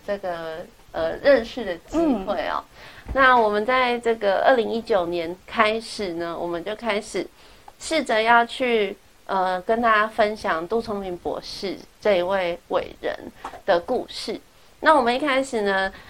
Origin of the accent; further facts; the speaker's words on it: Taiwan; 我们台湾人